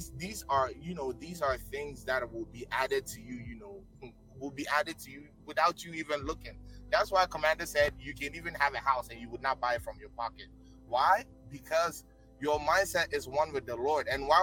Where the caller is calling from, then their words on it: Virginia, United States; I'm calling from Virginia in the United States.